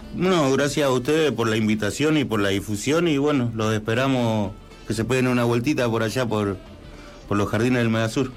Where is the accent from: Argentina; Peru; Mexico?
Argentina; Santa Rosa, La Pampa; la agrupación somos todos de Santa Rosa